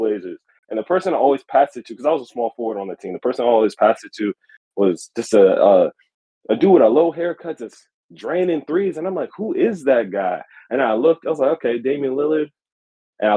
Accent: Virginia, United States; I'm not from Oregon. I'm actually on the other side of the country in Virginia

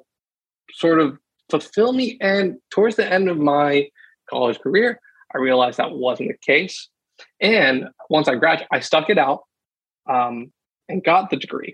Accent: Columbia, South Carolina, United States; I grew up in Columbia, South Carolina, with a big family

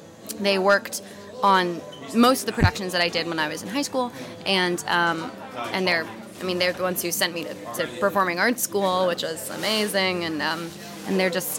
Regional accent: Southern California, United States; I grew up in Southern California in a small little beach town

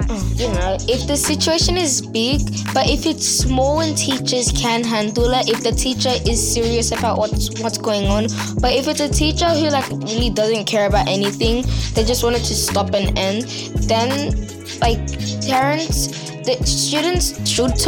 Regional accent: Australia; I was born in Australia, but my background is Tanzania

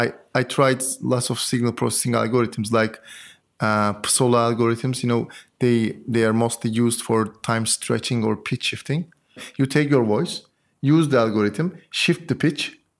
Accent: Antalya, Turkey; moved away as an adult; also born or lived in Istanbul, Turkey; now in Paris, France; I'm from Turkey, from Antalya. I did my PhD in Boğaziçi University in Istanbul.

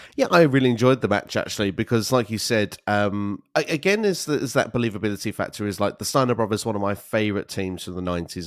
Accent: United Kingdom; moved away as an adult; also born or lived in Canary Islands; now in Sweden; I'm originally from the United Kingdom

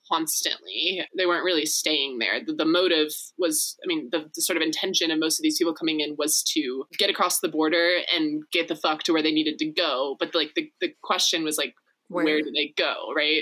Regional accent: Texas, United States; I was raised in Texas

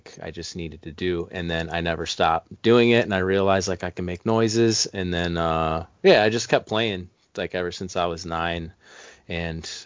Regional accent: Cleveland, Ohio, United States; I'm a male from Cleveland, Ohio

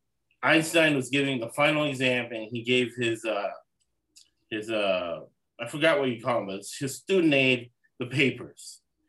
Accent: Los Angeles, California, United States; born there; also born or lived in Florida / Boston / New York City / Austin, Texas; I was born in Los Angeles, lived 20 years in Florida, very different experience.

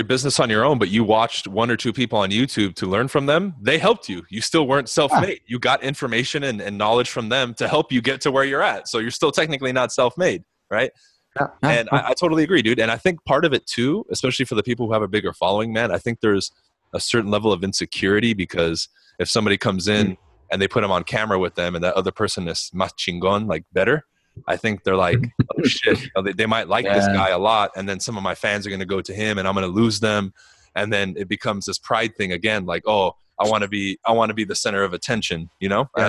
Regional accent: Los Angeles, California, United States; I was like, oh, you know, I grew up like close to Beverly Hills and I'm kind of in South Central

